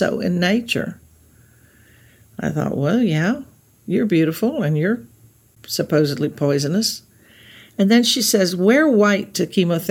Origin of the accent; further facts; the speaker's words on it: Texas Gulf Coast, United States; now in Los Angeles, United States; We grew up on the Texas Gulf Coast, where it was polluted.